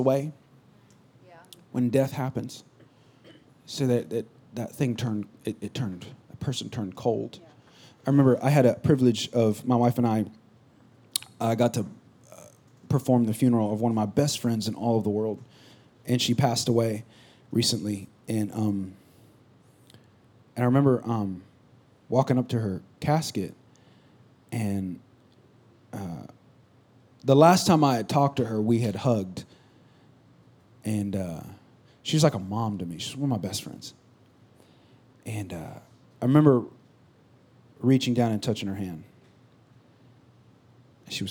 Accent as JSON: {"language": "English", "region": "California", "country": "United States", "also_born_or_lived": "Missouri", "moved": "yes", "lives_now": "South Texas, United States", "said": "I'm from California."}